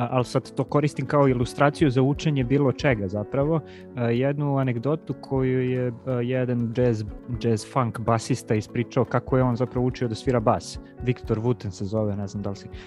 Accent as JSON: {"language": "Croatian", "town": "Kuršumlija", "region": "Toplica District", "country": "Serbia", "moved": "yes", "said": "ja sam iz Kuršumlije inače, i ovaj, kad pričam sa, sa mojim kuršumličanima i sa roditeljima, ja pričam potpuno drugim dijalektu nego što evo sad"}